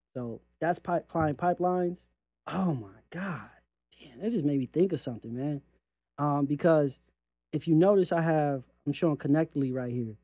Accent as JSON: {"language": "English", "region": "California", "country": "United States", "said": "I'm from California"}